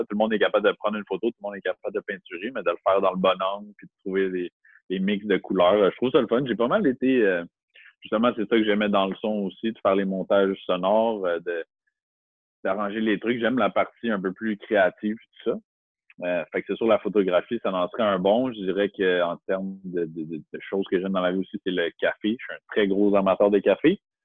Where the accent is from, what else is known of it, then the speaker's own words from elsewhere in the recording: Montreal, Quebec, Canada; moved away as an adult; also born or lived in North Shore (Rive-Nord), Quebec; now in Rive-Nord, Canada; Je viens de Montréal. Je suis né à Montréal. J'ai vécu 23 ans à Montréal.